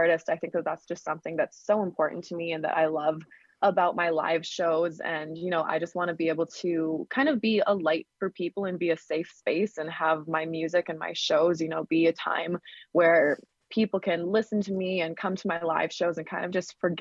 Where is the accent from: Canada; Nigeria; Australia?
Canada; Saskatchewan; I played at lots of just showcases and talent shows around my hometown and province. I'm in Canada, Saskatchewan